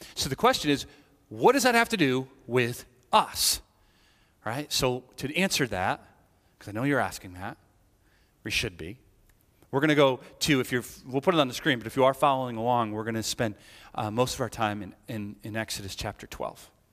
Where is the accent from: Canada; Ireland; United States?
Ireland; I'm Irish